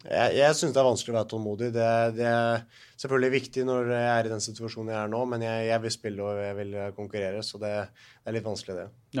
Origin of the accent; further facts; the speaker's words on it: Norway; moved away as an adult; also born or lived in Scotland; her hjemme i Norge